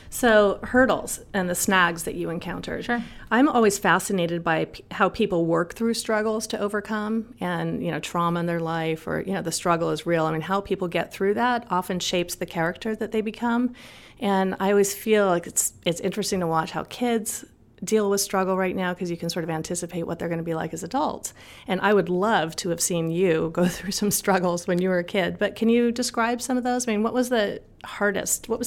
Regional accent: Los Angeles, California, United States; I was born and raised in Los Angeles.

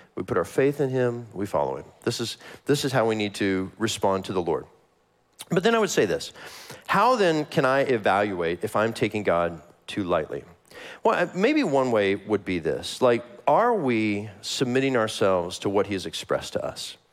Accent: Kansas City, United States; I am from Kansas City.

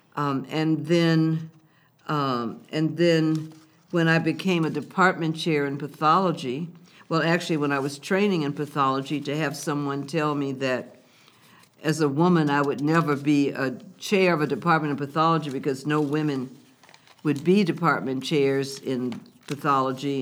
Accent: Lynchburg, Virginia, United States; moved away as an adult; also born or lived in Washington, D.C.; my hometown and home state

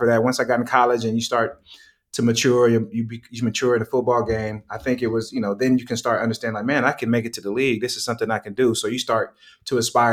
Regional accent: Oakland, California, United States; moved away as an adult; also born or lived in Boulder, Colorado; I'm from Oakland, California

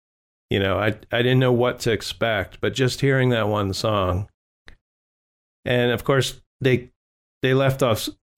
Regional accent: Ireland; And being Irish, I think that's great.

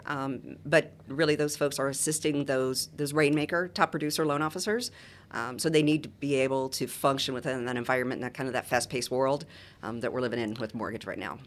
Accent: Boca Raton, Florida, United States; also born or lived in Muncie, Indiana; I grew up in Boca Raton

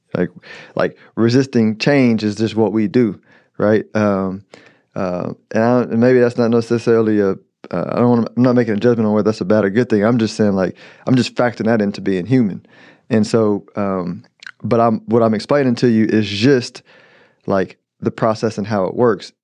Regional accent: United States; as an American

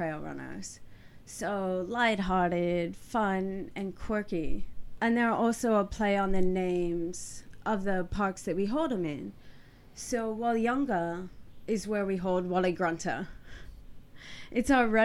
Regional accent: United States; now in Perth, Australia; I'm originally from the US and was in the military before

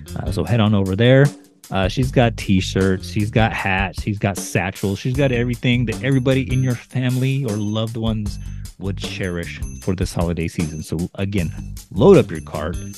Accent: United States; I being an American

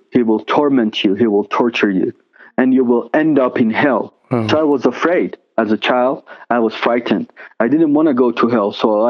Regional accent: Tehran, Tehran Province, Iran; first language Persian; English is a second language; I was born into a devout Muslim family in the city of Tehran.

